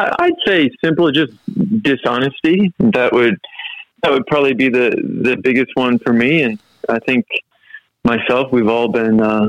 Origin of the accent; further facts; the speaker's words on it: Midwest, United States; now in Australia; When I'm in Australia, I'm an Aussie. And when I'm in the U.S., I'm an American. So it's funny how that works because, obviously, my roots are in the U.S., but I've lived here in Australia for prob